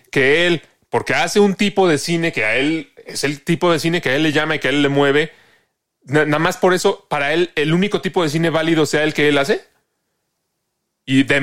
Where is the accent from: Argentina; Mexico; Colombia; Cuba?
Mexico; solo me, me, me, responden o me dicen pretencioso porque soy mexicano. Si yo fuera de Dinamarca, sería un filósofo que no mame.